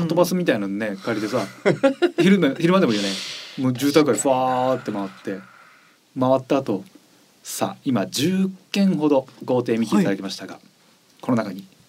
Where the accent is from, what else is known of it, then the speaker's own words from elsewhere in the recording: Japan; moved away; うどんとかかな、うちの地元は。うどんが有名らしいから。あと鯉のぼりが有名だから。